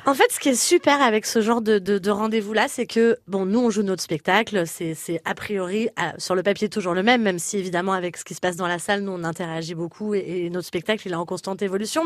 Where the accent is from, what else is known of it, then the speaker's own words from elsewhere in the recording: Corsica, France; moved away; mon île que j'aime tant